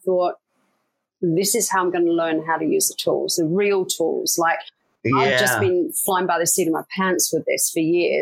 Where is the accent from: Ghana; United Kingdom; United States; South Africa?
United Kingdom; Leicester, East Midlands; moved away as an adult; I grew up in a city called Leicester in the UK